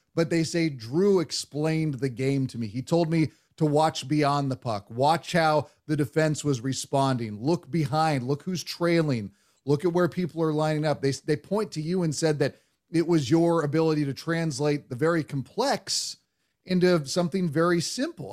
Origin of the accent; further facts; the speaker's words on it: Bay Area, California, United States; when I was growing up in the Bay Area